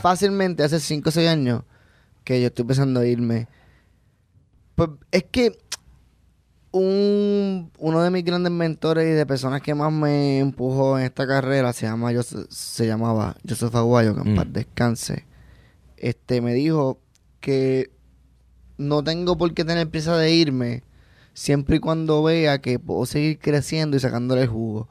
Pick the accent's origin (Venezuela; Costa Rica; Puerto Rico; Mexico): Puerto Rico; moved away as an adult; also born or lived in Orlando, United States; me fui de Puerto Rico a Estados Unidos para trabajar en Disney